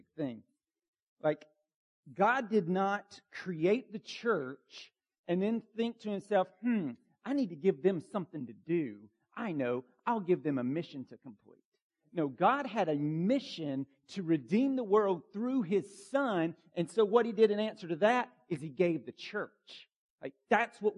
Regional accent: Bartow County, Georgia, United States; Where I grew up in Bartow County, Georgia

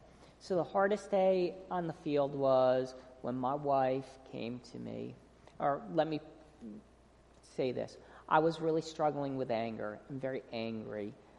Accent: North Carolina, United States; And we're from North Carolina, and when we're missing home, I love seeing these garbage trucks that say Clean City NC, so it makes me feel back at home.

